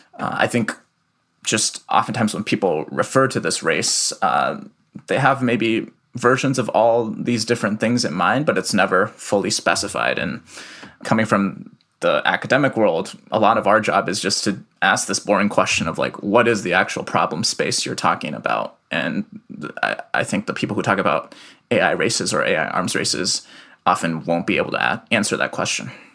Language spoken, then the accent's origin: English; Iowa City, Iowa, United States; also born or lived in Shanghai, China; moved to Iowa City when I was three